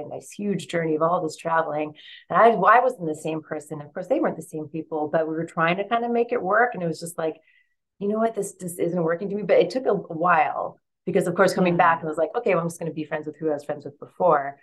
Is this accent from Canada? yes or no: yes; Vancouver, British Columbia, Canada; moved away as an adult; also born or lived in London; I find myself back in Vancouver, Canada, in my hometown